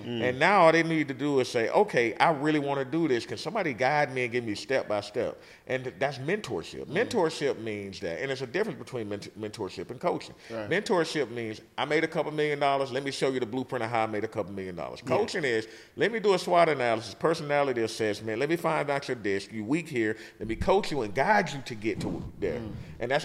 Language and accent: English; the South, United States; We from the South.